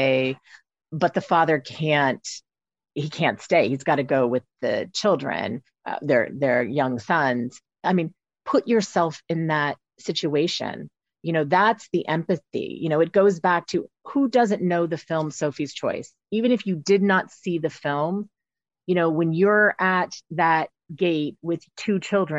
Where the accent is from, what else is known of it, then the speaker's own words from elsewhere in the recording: United States; as an American lawyer